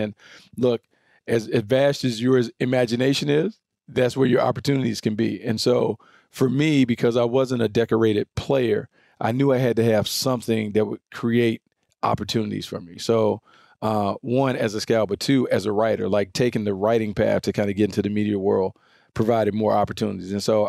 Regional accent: the South, United States; So, but you guys know I'm from the South.

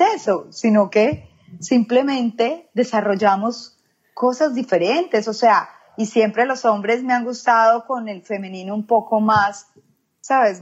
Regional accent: Medellín, Antioquia, Colombia; moved away as an adult; now in United States; yo soy de Medellín, Antioquia, Colombia. Eh, nací ahí, viví ahí por 33 años y ya luego me mudé acá a los Estados Unidos

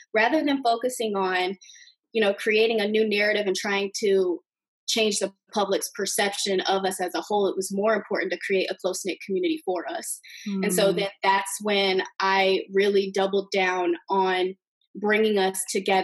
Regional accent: Bloomington, Indiana, United States; growing up in Bloomington, Indiana, female basketball players, we were treated a little bit differently

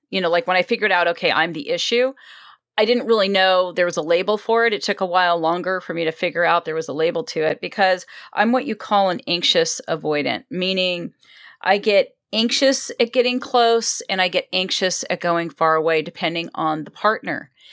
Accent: Los Angeles, California, United States; also born or lived in Wisconsin; I've been here since I was two.

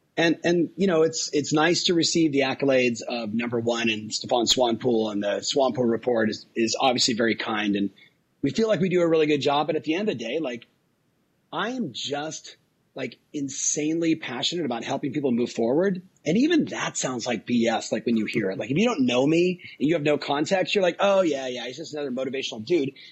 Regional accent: Southern California, United States; I was raised in Southern California on surf, skate, punk rock

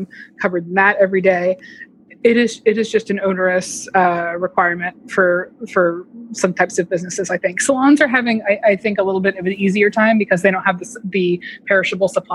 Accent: Atlanta, Georgia, United States; moved away; I grew up in suburban Atlanta

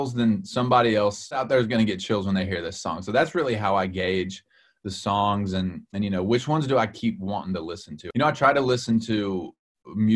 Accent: Tennessee, United States; also born or lived in Nashville; I was born and raised in Tennessee.

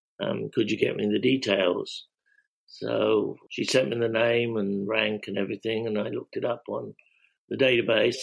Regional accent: England, United Kingdom; now in Philadelphia, United States; I'm English

